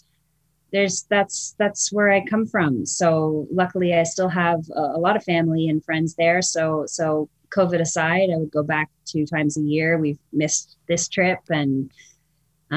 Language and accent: English; Toronto, Ontario, Canada; born or raised there; moved away